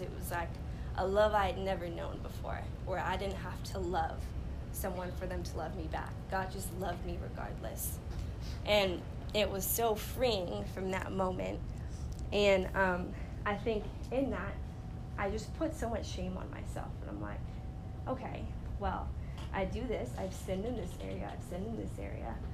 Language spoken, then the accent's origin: English; Los Angeles, California, United States; I grew up in Los Angeles, California